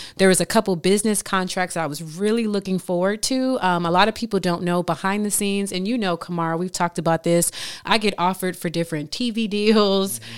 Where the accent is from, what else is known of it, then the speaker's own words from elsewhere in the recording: Miami, Florida, United States; moved away; I came from Miami, single family home